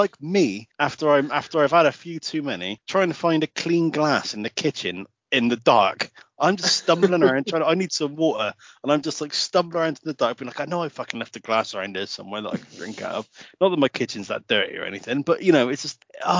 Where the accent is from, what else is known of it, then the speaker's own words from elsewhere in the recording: England, United Kingdom; we're English